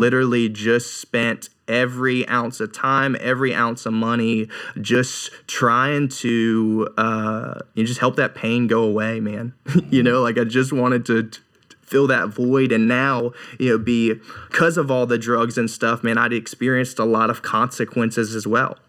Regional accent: Raleigh, North Carolina, United States; I'm originally from Raleigh, North Carolina, and had, like, an average upbringing

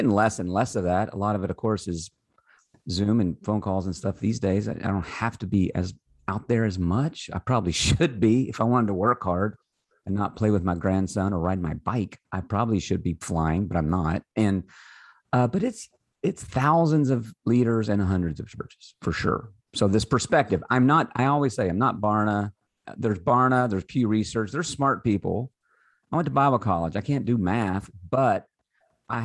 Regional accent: Kentucky, United States; I am from Kentucky

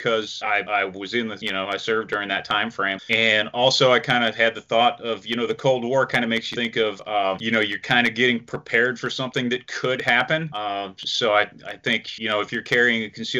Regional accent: near Syracuse, upstate New York, United States; moved away as an adult; now in North Carolina, United States; I grew up in New York State up near the Syracuse area, so way upstate. I left there when I was 19

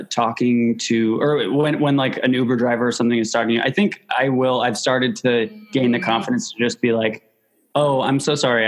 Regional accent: New York, United States; I've lived there my whole life

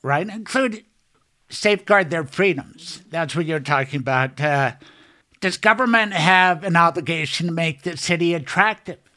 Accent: Denver, Colorado, United States; also born or lived in Boulder; Growing up in Denver, Denver Public Schools, G W, C C, C U Law

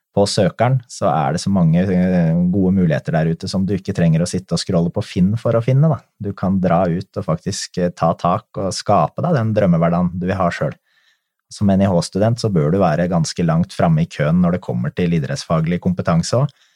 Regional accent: Drammen, Buskerud, Norway; det er jo klubben min hjemme. Jeg kommer jo fra Konnerud

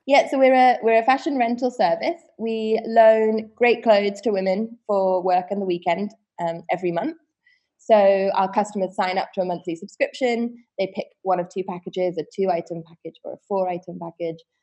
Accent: Wiltshire, South West England, United Kingdom; I was born in Wiltshire, which is a, a, county out in the West Country in the UK. In and I grew up in a um, very small, I would say village

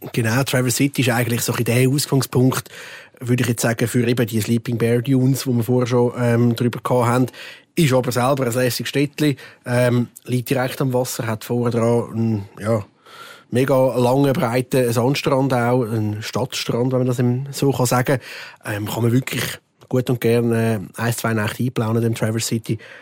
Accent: Switzerland; bei uns in der Schweiz

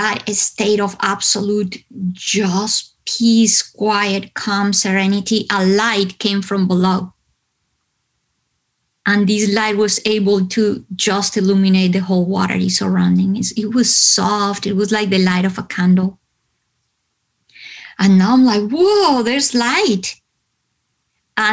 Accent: Bogotá, Colombia; moved away; because I come from Colombia, I come from hot weather country, right? But Bogotá is located high up in the Andes

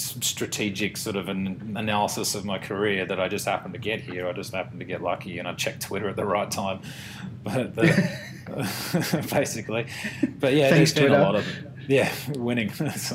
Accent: Sydney, New South Wales, Australia; Yep. Yeah, in Roseville.

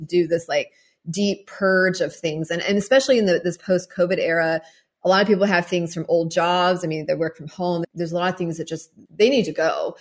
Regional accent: Mechanicsville, Virginia, United States; moved away as an adult; also born or lived in Paris / Bali; growing up in Mechanicsville, Virginia

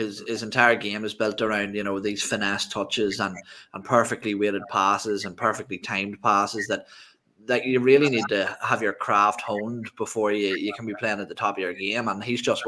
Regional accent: Ireland; I'm Irish

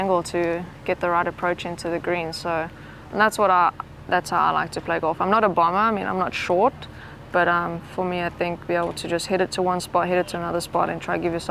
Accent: South Africa; growing up in South Africa

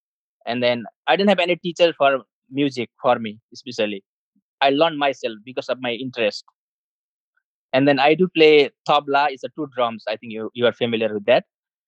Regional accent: Nepal; moved away as an adult; also born or lived in Bhutan; now in Vermont, United States; I was born in Bhutan, B-H-U-T-A-N, Bhutan. It is one of the smallest Asian countries. And then when I was like 8 years old, I left Bhutan with my parents because of the cruel government. And then I stay in Nepal for like 22 years as a refugee.

